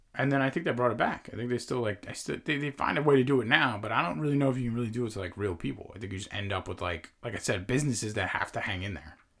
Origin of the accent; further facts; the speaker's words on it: Long Island, New York, United States; we grew up in New York, on Long Island, in Long Island